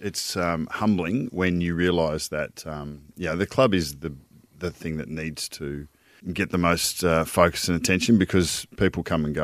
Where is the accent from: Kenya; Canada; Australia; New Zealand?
Australia; Northern Territory; I'm from NT